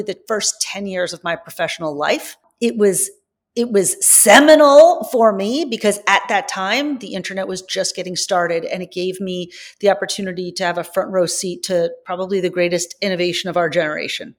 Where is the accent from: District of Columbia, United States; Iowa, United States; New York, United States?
New York, United States; Long Island; moved away as an adult; also born or lived in San Francisco; I grew up on Long Island.